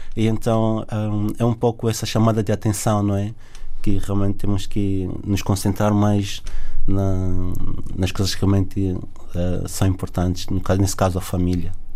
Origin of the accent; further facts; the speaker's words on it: Luanda, Luanda Province, Angola; also born or lived in south of Angola / Sumbe; now in Portugal; nasci no Sul, mas cresci em, em Luanda